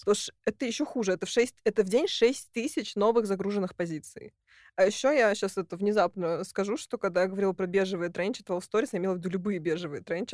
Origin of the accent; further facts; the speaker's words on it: Russia; я из России